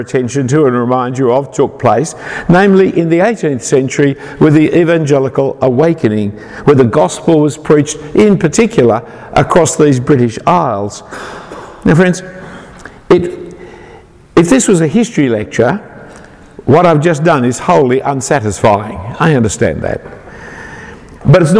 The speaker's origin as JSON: {"language": "English", "town": "Sydney", "region": "New South Wales", "country": "Australia", "said": "I'm an Australian. I'm not even that really. I'm a Sydney sider."}